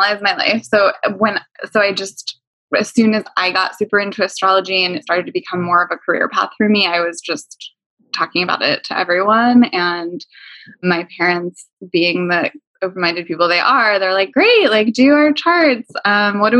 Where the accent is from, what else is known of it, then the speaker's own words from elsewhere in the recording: Pennsylvania, United States; also born or lived in New York / Los Angeles; now in New Jersey, United States; I grew up in Pennsylvania, but I lived in New York and LA and a bunch of other places. And now I live in New Jersey